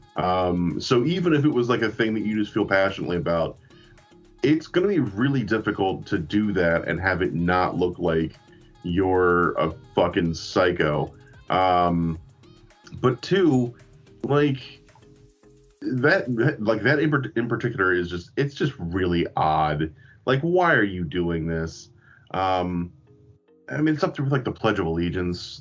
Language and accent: English; United States; I was I was born here